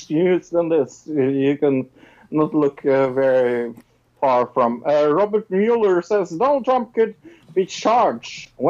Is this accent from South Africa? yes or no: no; Norway; I'm from Norway.